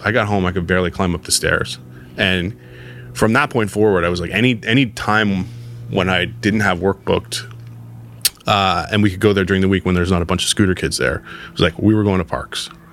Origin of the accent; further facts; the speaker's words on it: Toronto, Ontario, Canada; skateboarding was a big part of my life growing up in the West End in Toronto